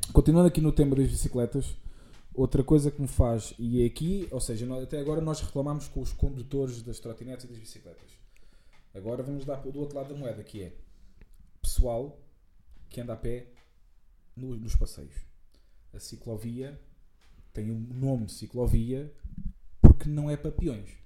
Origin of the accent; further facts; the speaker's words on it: Santarém, Santarém District, Portugal; de onde nós somos, de Santarém.